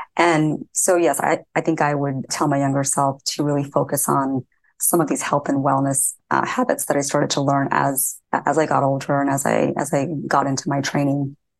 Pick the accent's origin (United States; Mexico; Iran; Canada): United States; Indiana; So I grew up in Indiana, in a small town in Indiana